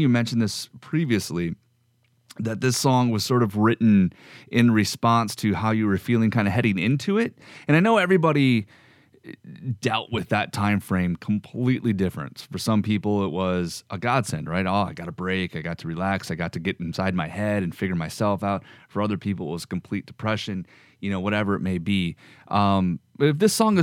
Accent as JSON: {"language": "English", "area": "Middle America", "region": "Midwest", "country": "United States", "said": "I'm from Middle America"}